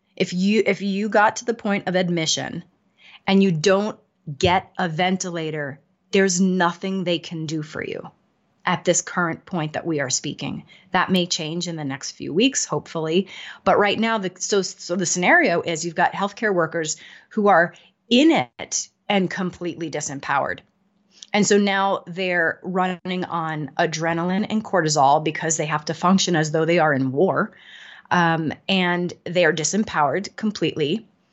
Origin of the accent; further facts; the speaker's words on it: New York, United States; now in Denver, United States; I'm in Denver, but I'm from New York. My whole family's in New York